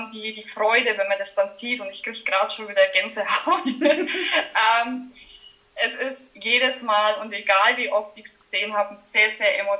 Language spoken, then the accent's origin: German; Schlüsselfeld, Bavaria, Germany; accent: Franconian; Ich, man hört es wahrscheinlich an meinem Dialekt. Ich komme aus dem schönen Franken, äh, genauer gesagt aus Schlüsselfeld.